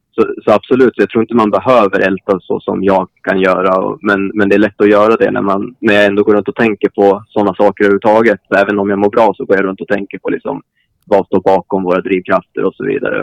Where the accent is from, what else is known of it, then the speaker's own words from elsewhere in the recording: Kvissleby, Västernorrland County, Sweden; jag har växt upp utanför industristaden Sundsvall